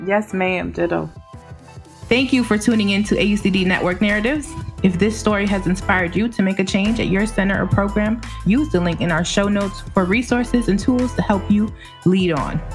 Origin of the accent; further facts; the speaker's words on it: Puerto Rico; we're citizens, so we're not immigrants because we're from Puerto Rico